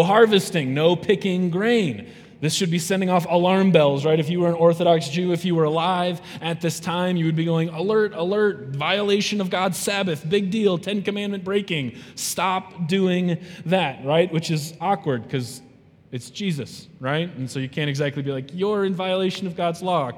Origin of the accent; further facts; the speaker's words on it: South Dakota, United States; I'm from South Dakota